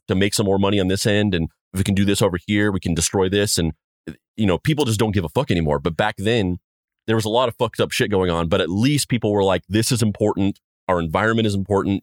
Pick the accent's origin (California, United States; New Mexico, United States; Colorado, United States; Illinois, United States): New Mexico, United States; I'm from, I'm from New Mexico